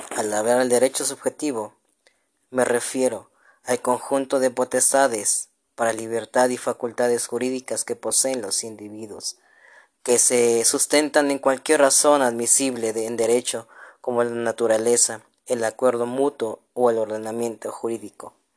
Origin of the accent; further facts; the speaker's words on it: Mexico; como mexicanos